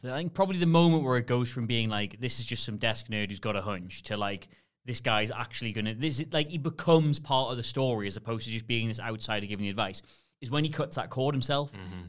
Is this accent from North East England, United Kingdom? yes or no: yes; Newcastle upon Tyne, North East England, United Kingdom; I'm from Newcastle. I really emphasize both O's when I say that.